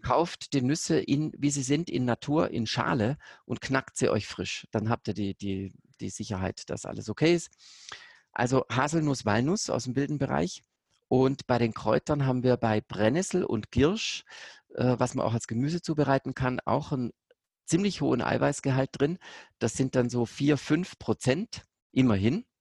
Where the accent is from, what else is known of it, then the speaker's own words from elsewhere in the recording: Konstanz, Baden-Württemberg, Germany; Ich bin ja direkt bei Konstanz da an der Grenze aufgewachsen, zweitletztes deutsches Haus